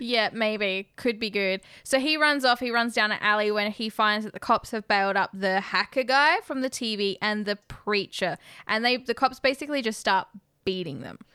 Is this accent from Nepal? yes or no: no; Australia; as an Australian who's never been to America